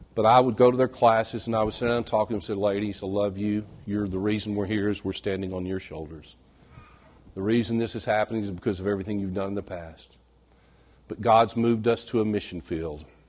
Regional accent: West Texas, United States; I was born and reared in West Texas, dry, flat, arid West Texas

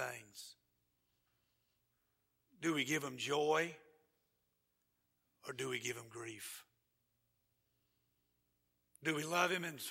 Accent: Georgia, United States; I'm from Georgia

